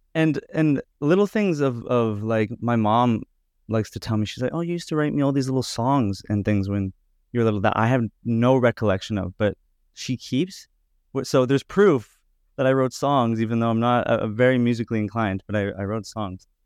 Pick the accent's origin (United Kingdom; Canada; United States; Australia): Canada; Edmonton, Alberta; now in Toronto, Canada; I grew up in Edmonton